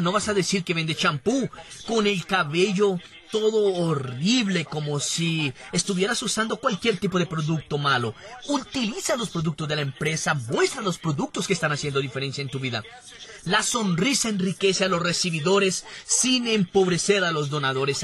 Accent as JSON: {"language": "Spanish", "region": "Rio de Janeiro", "country": "Brazil", "tie": "born or raised there", "said": "Fui nací y crecí en Bangú, el barrio más caliente de Río de Janeiro"}